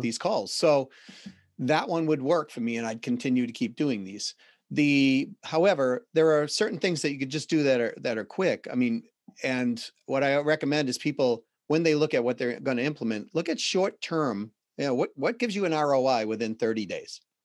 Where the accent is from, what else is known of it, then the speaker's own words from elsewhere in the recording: Boston, Massachusetts, United States; accent: Boston; my Boston accent